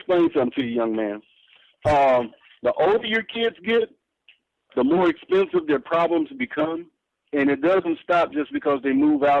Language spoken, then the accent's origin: English; Temple, Texas, United States; also born or lived in Kansas; now in Missouri, United States; I moved out here from Kansas. I'm from a little place called Temple, Texas. And it's in the center of the state. It's like 36 miles from Waco.